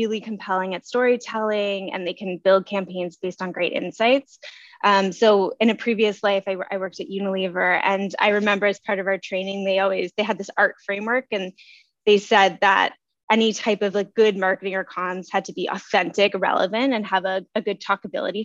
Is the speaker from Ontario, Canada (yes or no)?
no; Nova Scotia, Canada; now in Toronto, Canada; I'm from Nova Scotia.